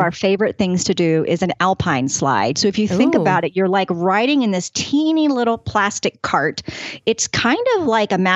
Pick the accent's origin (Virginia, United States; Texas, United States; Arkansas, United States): Virginia, United States; Northern; moved away as an adult; now in Denver, United States; I grew up right outside in the Northern Virginia area of Washington, D.C. So I live lived there my whole life